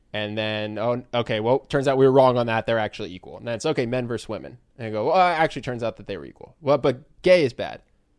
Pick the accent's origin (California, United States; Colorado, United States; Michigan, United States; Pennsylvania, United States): Pennsylvania, United States; Philadelphia; Yeah, so we're from Philadelphia.